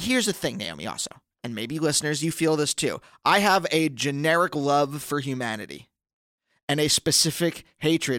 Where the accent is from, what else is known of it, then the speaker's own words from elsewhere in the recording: Pennsylvania, United States; moved away; I'm from Pennsylvania.